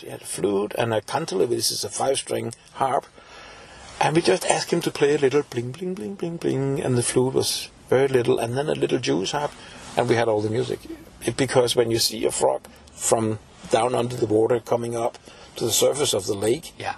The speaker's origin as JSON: {"language": "English", "town": "Copenhagen", "region": "Capital Region of Denmark", "country": "Denmark", "said": "I'm from Copenhagen originally"}